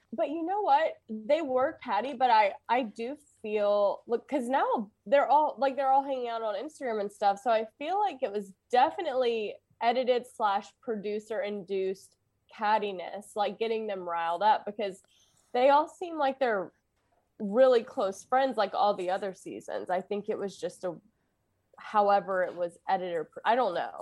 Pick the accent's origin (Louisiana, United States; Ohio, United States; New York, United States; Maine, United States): Louisiana, United States